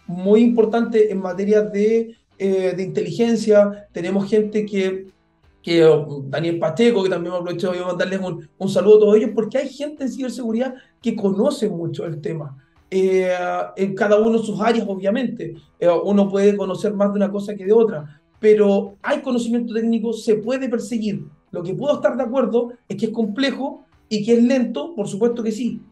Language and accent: Spanish; Chile; en Chile nosotros